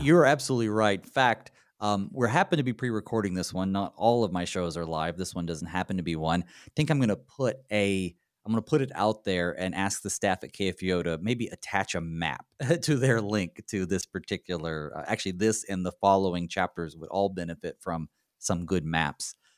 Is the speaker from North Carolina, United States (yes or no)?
yes; North Carolina, United States; accent: southern; moved away as an adult; also born or lived in Saint Louis / Connecticut; now in Minnesota, United States; I moved from North Carolina, where I'm from, to Saint Louis for seminary